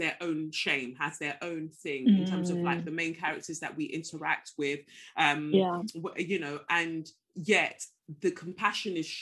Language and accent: English; London, United Kingdom; also born or lived in Lagos, Nigeria; I moved from Lagos to Peckham when I was 5, and so to me that's all I've ever really known, and it's crafted, it's shaped my identity.